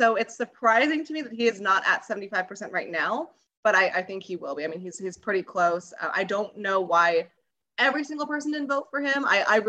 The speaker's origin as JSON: {"language": "English", "region": "West Coast", "country": "United States", "tie": "born or raised there", "moved": "yes", "said": "I grew up in the West Coast as a Giants fan."}